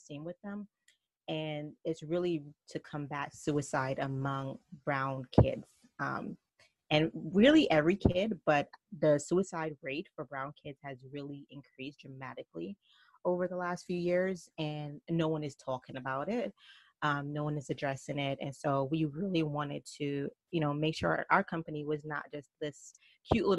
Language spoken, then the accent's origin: English; Jamaica; accent: Jamaican mixed with New York; also born or lived in New York; now in North Carolina, United States; I am from Jamaica, so my accent is probably Jamaican mixed with New York. And now we just relocated to the South, so now we're in North Carolina.